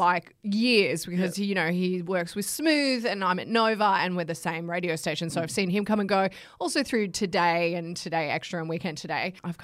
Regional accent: Bankstown, New South Wales, Australia; born there; also born or lived in Wagga Wagga / Canberra; I was born in Sydney. I was born in Bankstown. But I kind of spent most of my years, my formative years, in Wagga Wagga and also Canberra.

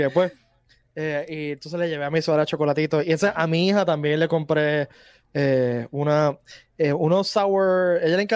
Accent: Cabo Rojo, Puerto Rico; yo, yo, que soy, de Cabo Rojo

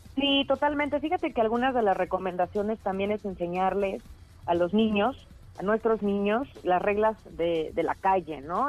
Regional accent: Mexico; ser mexicano

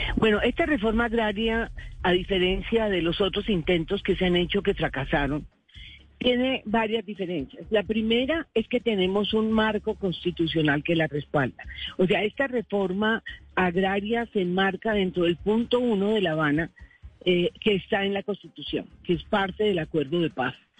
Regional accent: Caribbean coast, Caribbean Region, Colombia; se lo digo como costeña

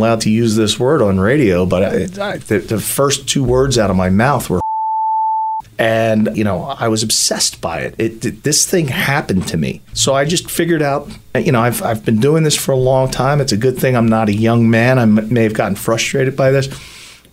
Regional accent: Philadelphia, Pennsylvania, United States; I grew up in South Philly, in Grace Ferry, and my dad was a cop

